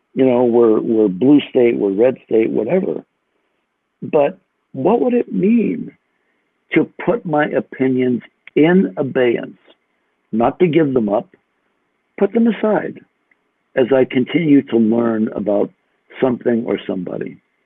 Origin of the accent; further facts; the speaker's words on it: United States; I'm an American